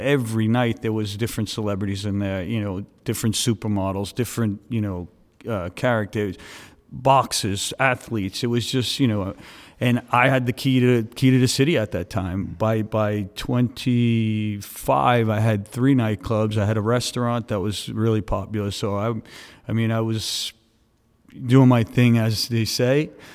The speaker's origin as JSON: {"language": "English", "town": "New York City", "region": "New York", "country": "United States", "tie": "born or raised there", "also_born_or_lived": "Staten Island", "moved": "as an adult", "lives_now": "Miami, United States", "said": "originally I grew up in Brooklyn. Uh, I, I was in Brooklyn for about sixteen years, and then I ended up moving to Staten Island when I was about sixteen years old."}